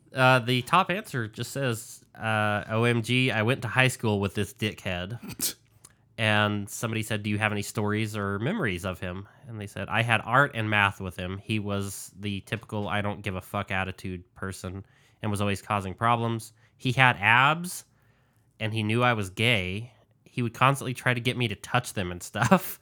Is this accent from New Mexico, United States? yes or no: yes; New Mexico, United States; my home state of New Mexico